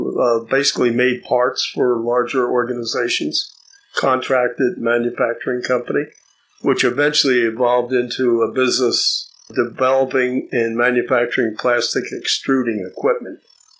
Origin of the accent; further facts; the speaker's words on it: Caldwell, New Jersey, United States; also born or lived in Newark, New Jersey; I was born in Newark. Both parents are blue collar people. early in my life, I moved to Caldwell, New Jersey